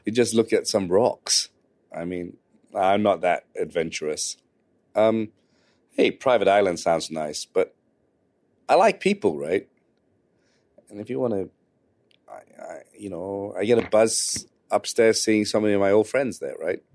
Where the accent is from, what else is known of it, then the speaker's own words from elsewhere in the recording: London, United Kingdom; I grew up in West London